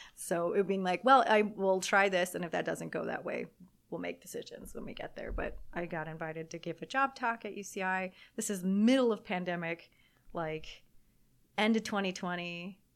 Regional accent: Southern California, United States; moved away as an adult; also born or lived in Germany; I'm from Southern California, getting to come home to Southern California. My family is here

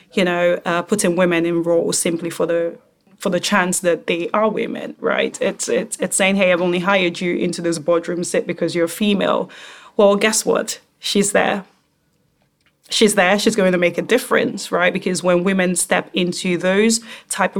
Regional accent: Nigeria; I am African, right? I'm Nigerian

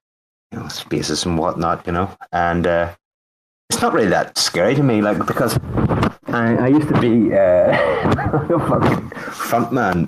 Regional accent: Northern Ireland, United Kingdom; Northern Ireland.

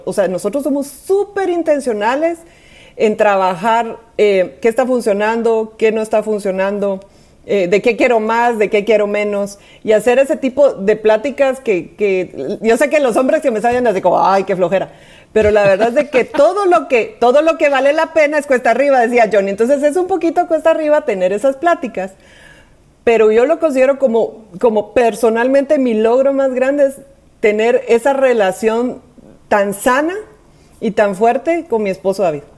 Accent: Guatemala; si me oyen el acento, es porque soy de Guatemala

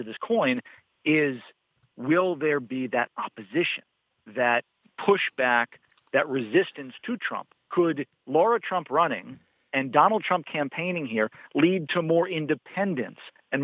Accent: Massachusetts, United States; now in North Carolina, United States; I grew up in Massachusetts, where we had the Kennedy name

